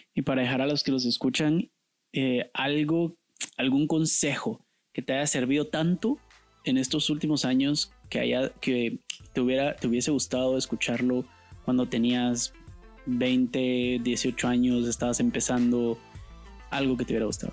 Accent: Guatemala; yo sí me siento guatemalteco

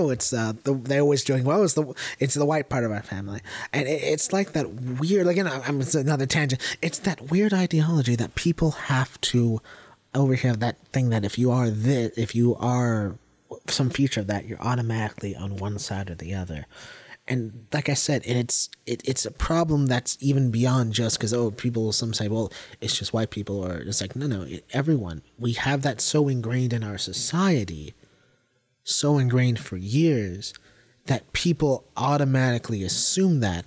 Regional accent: Madison, Ohio, United States; I was raised in a small town, Madison, Ohio. That's my hometown.

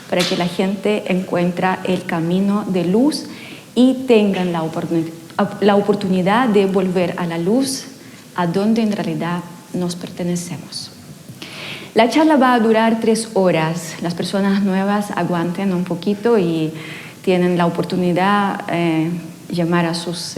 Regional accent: Ukraine; Spanish is a second language; now in Chile; eh, vine de Ucrania hace 20 años con la familia completa, así que durante 20 años ya me convertí casi en una chilena, aunque sigo hablando a veces no muy bien y a veces aparece el acento bastante fuerte.

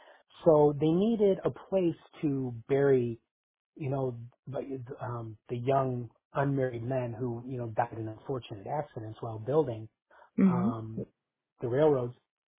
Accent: Chicago, Illinois, United States; my hometown of Chicago, Illinois.

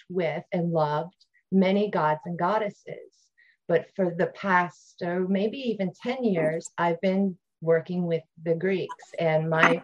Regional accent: Ohio, United States; moved away; I grew up in Ohio

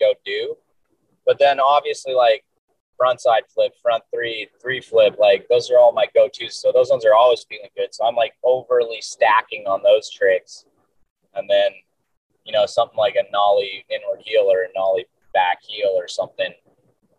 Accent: Delta, British Columbia, Canada; also born or lived in Huntington Beach, California; now in Dana Point, United States; I was born just outside of Vancouver, just kind of like in the suburbs

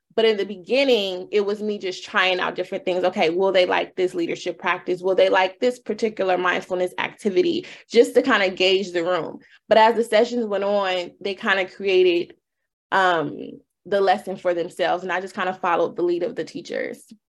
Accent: Los Angeles, California, United States; born and raised in Los Angeles. Um, went to Crenshaw High, you know, full uh, thoroughbred LA girl.

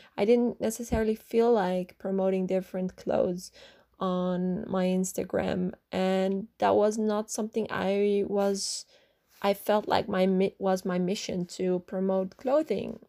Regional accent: Netherlands; I grew up in the Netherlands

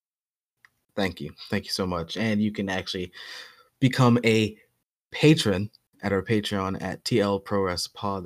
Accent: New York, United States; as a New Yorker

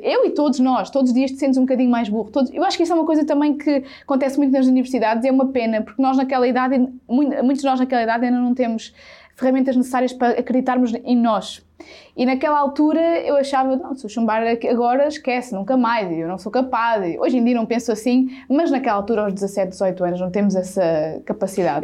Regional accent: Sátão, Centro, Portugal; eu sou do Sátão, que é uma terrinha, um conselho a mais ou menos 18, 19 km de Viseu. Portanto, eu não nasci na cidade e sou zero da cidade

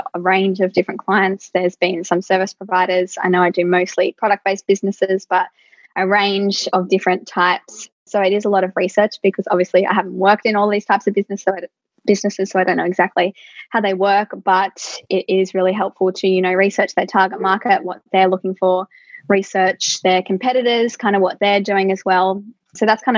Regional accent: Central Coast, New South Wales, Australia; I'm from the Central Coast, and usually for, you know, great jobs, we do have to commute to Sydney.

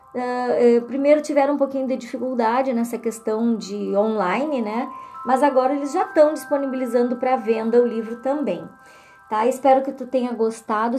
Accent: Alegrete, Rio Grande do Sul, Brazil; a minha terra natal, que é Alegrete

